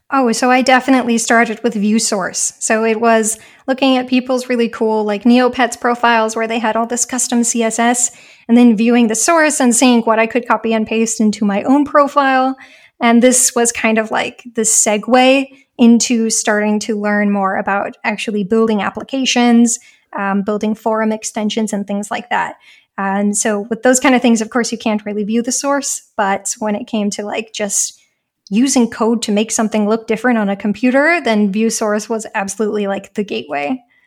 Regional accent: United States; moved away as an adult; now in Germany

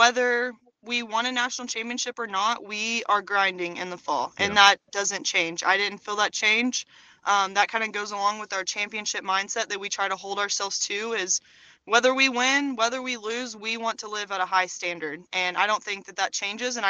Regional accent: Chickasha, Oklahoma, United States; represent Chickasha

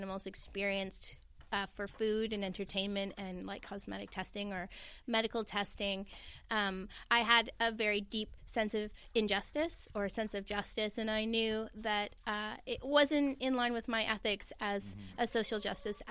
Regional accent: St. Catharines, Ontario, Canada; also born or lived in Thunder Bay, Ontario; raised in St. Catharines, Ontario, in southern Ontario.

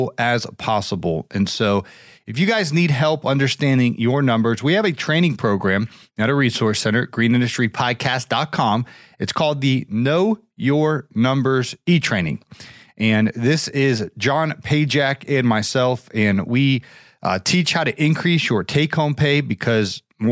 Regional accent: Ohio, United States; in my home state, the Buckeye State, Ohio

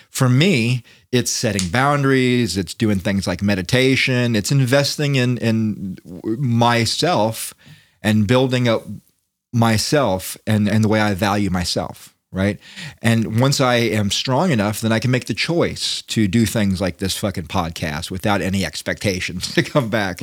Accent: United States; as an American

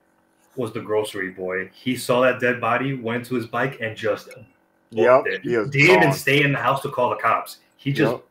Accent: New York, United States; me growing up in New York

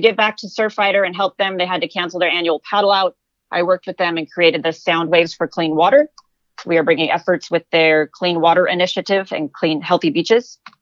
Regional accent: Palm Desert, California, United States; Jesse and I grew up in Palm Desert

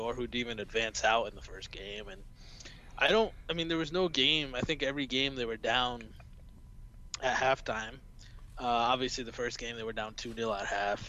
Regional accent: United States; accent: American; as you can tell by my accent, I'm an American

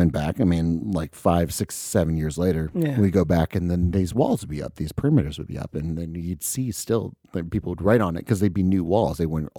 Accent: Florida, United States; also born or lived in Midwest; So half Florida, half the Midwest. It's weird.

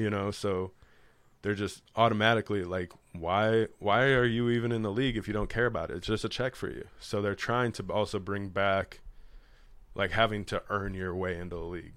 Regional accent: Chicago, Illinois, United States; I'm from Chicago

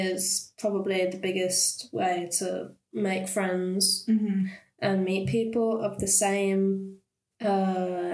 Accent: Birmingham, West Midlands, United Kingdom; moved away as an adult; now in Leicester, United Kingdom; I come from Birmingham, which is a pretty big city

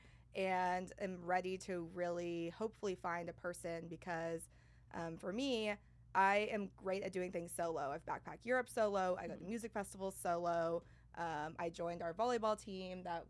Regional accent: San Antonio, Texas, United States; also born or lived in Manhattan, United States / Paris, France; now in Austin, United States; I'm originally from San Antonio

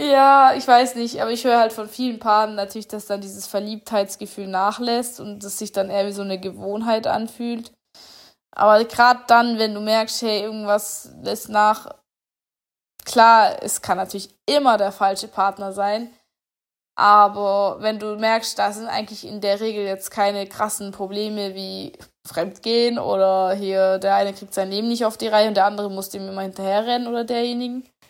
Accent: Germany; Bei uns in Deutschland

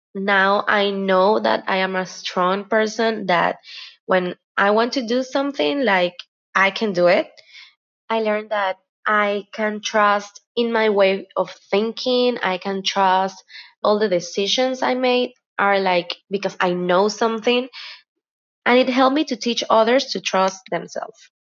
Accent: Guayaquil, Guayas, Ecuador; I am from Guayaquil, Ecuador

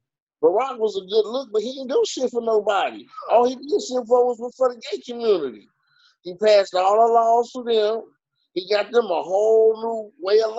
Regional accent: Chicago, Illinois, United States; I'm from Chicago

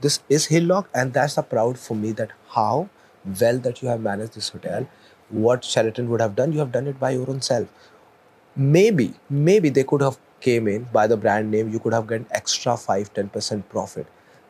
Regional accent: India; I'm working in a Marriott. My GM is Indian. I am Indian.

